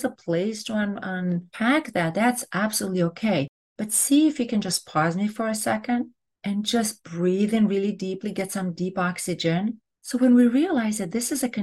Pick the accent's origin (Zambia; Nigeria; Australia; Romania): Romania; now in United States; I'm from Romania